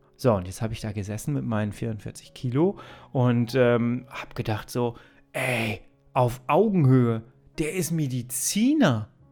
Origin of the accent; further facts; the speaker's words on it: Ruhr area, North Rhine-Westphalia, Germany; ich komme aus dem Ruhrgebiet, ne? wenn ich das Wort Oma sage, hört sich das immer an wie